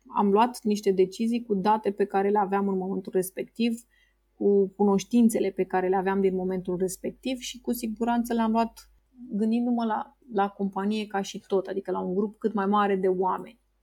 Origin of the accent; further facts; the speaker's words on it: Romania; ca și român, plec de undeva de la minus